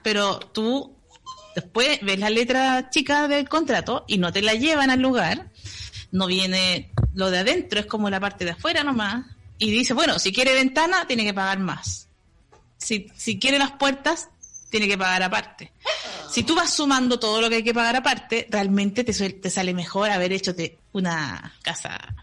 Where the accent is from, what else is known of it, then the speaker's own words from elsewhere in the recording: Chile; nacimos en Chile